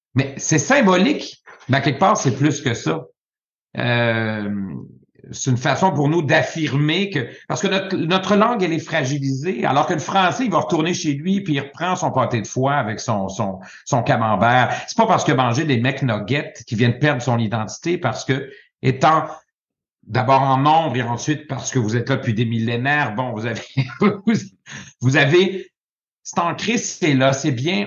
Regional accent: Quebec, Canada; je suis d'abord québécois, francophone

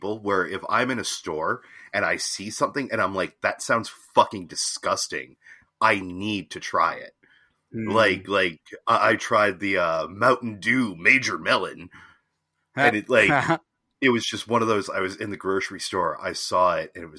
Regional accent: Virginia, United States; moved away; When I was growing up in Virginia

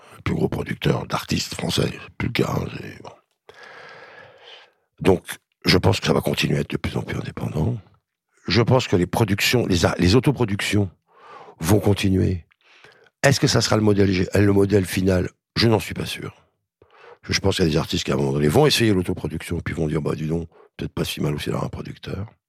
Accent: France; en tant que Français

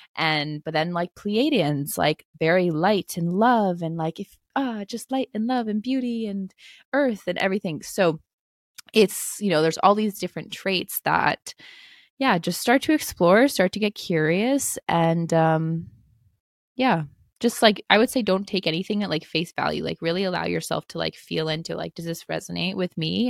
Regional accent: East Coast of the United States, United States; I grew up on the East Coast of the United States

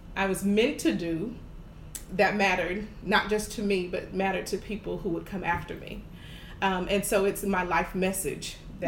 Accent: Jacksonville, Florida, United States; moved away as an adult; now in Houston, United States; I'm from Jacksonville, Florida, born and raised, and I moved to Houston in 2016

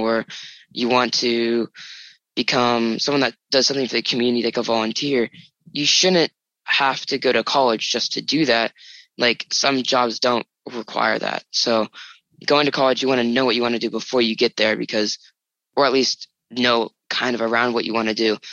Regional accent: San Diego, California, United States; a community college up right next to my house. It's Mesa College

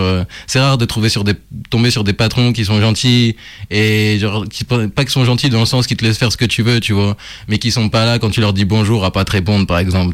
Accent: Burgundy, Bourgogne-Franche-Comté, France; now in Lyon, France; je suis né à Lyon, mais j'ai grandi en Bourgogne, et je suis revenu à Lyon plus tard

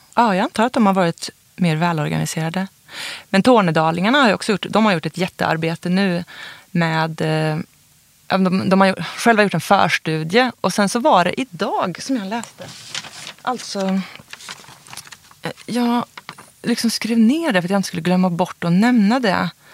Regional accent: Karlstad, Värmland, Sweden; moved away; also born or lived in Uppsala; i det huset där, ett av de husen då där jag växte upp

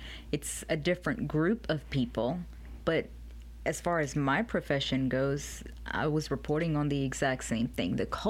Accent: Slidell, Louisiana, United States; also born or lived in Jackson, Mississippi / New Orleans, Louisiana; now in Baton Rouge, United States; I was born in Jackson, Mississippi.

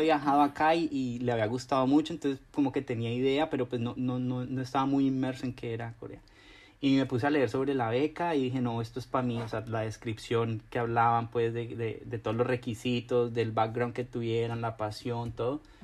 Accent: Cauca, Colombia; moved away as an adult; also born or lived in Cali, Colombia; now in Seoul, South Korea; el departamento donde yo nací, en el Cauca

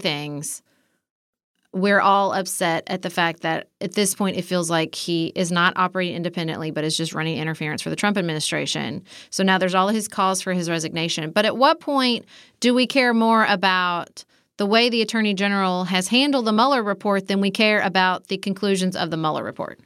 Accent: United States; my fellow Americans

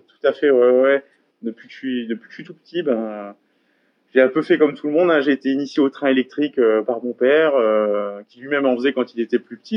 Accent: Gandrange, Grand Est, France; also born or lived in Hayange; j'ai été à l'école à Gandrange, j'ai fait du sport à Gandrange, j'ai grandi à Gandrange.

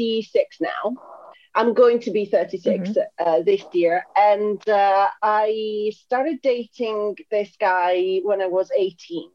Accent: Italy; moved away as an adult; now in London, United Kingdom; I'm originally from Italy

